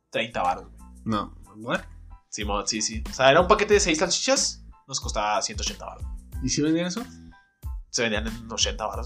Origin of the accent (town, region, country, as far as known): Mexico